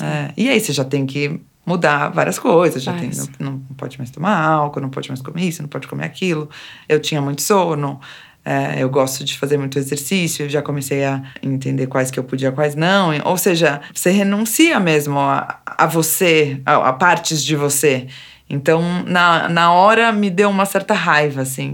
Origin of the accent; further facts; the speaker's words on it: São Paulo, Brazil; eu sou aqui de São Paulo mesmo, capital